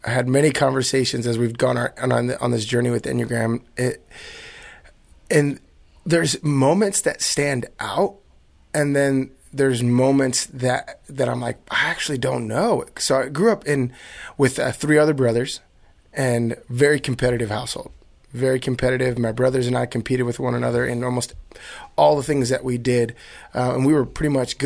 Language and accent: English; New Jersey, United States; now in California, United States; growing up in New Jersey